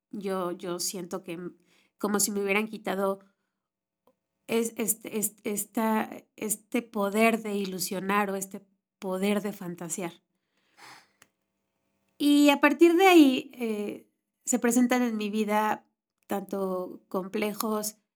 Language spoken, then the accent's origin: Spanish; Mexico City, Mexico; born there; Eh, yo soy mexicana, nací en la Ciudad de México, soy la segunda hija de dos, la chiquita